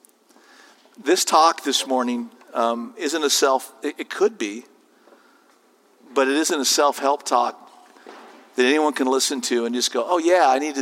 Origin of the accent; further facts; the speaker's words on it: Southern California, United States; as a 17-year-old growing up in Southern California